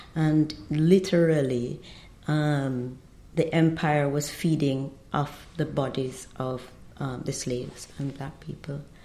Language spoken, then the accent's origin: English; Jamaica; also born or lived in Trinidad; now in Trinidad and Tobago; I'm Jamaican, and we were due to be in Trinidad for only four years